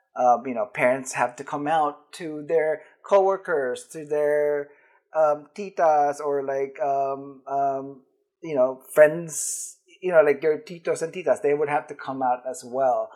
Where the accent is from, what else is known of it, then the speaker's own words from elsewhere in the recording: Philippines; now in United States; I grew up in the Philippines